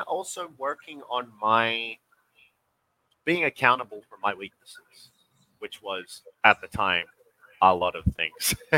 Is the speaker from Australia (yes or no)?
yes; Western Australia, Australia; moved away as an adult; also born or lived in Georgia, United States; now in Philippines; We're both born in Australia, uh, born and raised